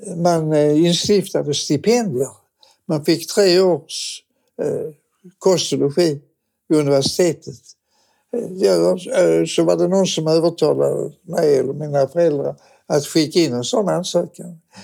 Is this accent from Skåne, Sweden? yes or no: yes; Malmö, Skåne, Sweden; jag är född och uppvuxen i Malmö